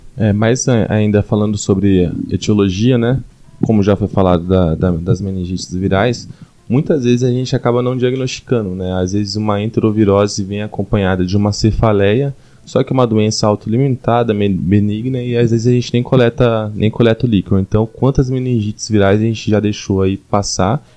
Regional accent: Cuiabá, Mato Grosso, Brazil; moved away as an adult; now in São Paulo, Brazil; Sou de Cuiabá, fiz, vim para São Paulo fazer a residência

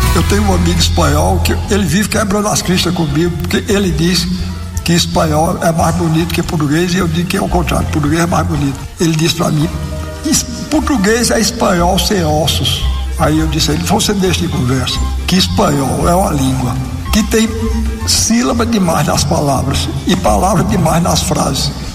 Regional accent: Brazil; eu nasci num país que fala português

